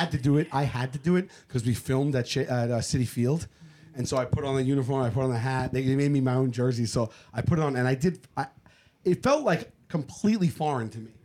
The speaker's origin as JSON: {"language": "English", "town": "New York City", "region": "New York", "country": "United States", "tie": "born or raised there", "said": "the Staten Island Mall, our mall was not ever good growing up compared to like the Jersey malls"}